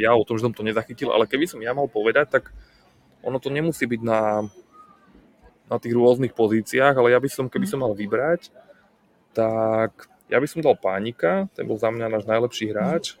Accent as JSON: {"language": "Slovak", "country": "Slovakia", "said": "my Slováci"}